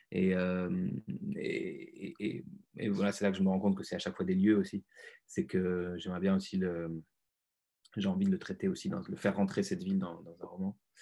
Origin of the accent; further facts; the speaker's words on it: Lyon, Auvergne-Rhône-Alpes, France; Je viens de Lyon, d'une classe moyenne